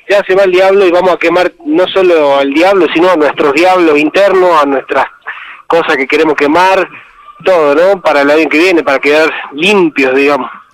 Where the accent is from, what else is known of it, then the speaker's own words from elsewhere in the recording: Tilcara, Jujuy, Argentina; yo soy de acá de Tilcara